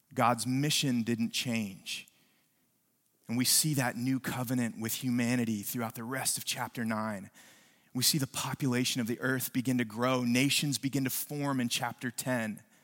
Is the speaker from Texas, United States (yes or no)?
no; West Virginia, United States; now in New Braunfels, United States; when I was a kid, I grew up in West Virginia